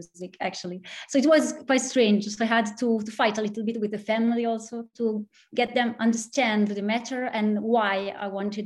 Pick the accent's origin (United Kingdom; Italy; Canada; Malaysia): Italy; Pergine Valsugana, Trentino-Alto Adige; English is a second language; also born or lived in Trossingen, Germany; I started playing accordion, studying in my hometown. It's a very, very small town here in Trentino Alto Adige, in the north of Italy